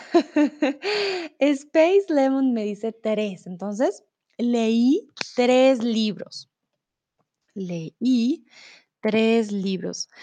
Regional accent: Bogotá, Colombia; also born or lived in Mexico; now in Germany; soy de Colombia, de la capital de Bogotá

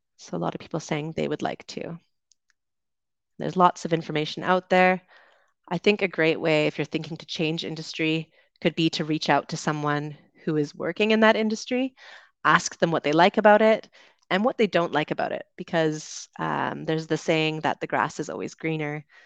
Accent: Vancouver Island, British Columbia, Canada; moved away as an adult; also born or lived in London, United Kingdom; I'm from Canada. I grew up on Vancouver Island, uh, went to university in Vancouver

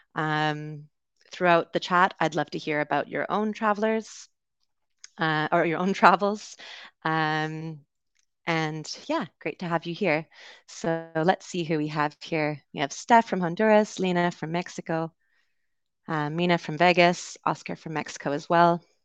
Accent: Canada; accent: Canadian; moved away as an adult; also born or lived in United Kingdom; I am originally from Canada, so it'll be a Canadian accent you hear today

